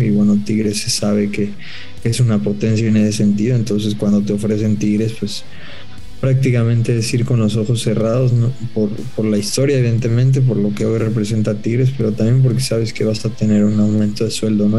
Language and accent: Spanish; Mexico; futbolistas mexicanos